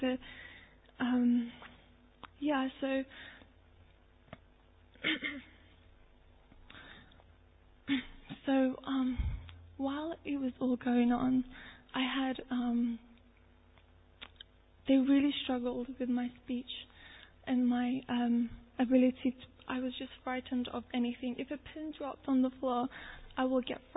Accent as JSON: {"language": "English", "country": "Turkey", "tie": "born or raised there", "moved": "yes", "said": "I'm Turkish. I was born in Turkey"}